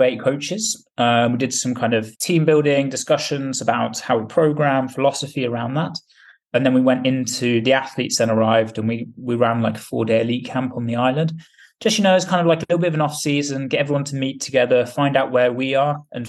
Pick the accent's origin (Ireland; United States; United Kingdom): United Kingdom; England; now in Spain; I'm being English, live in Spain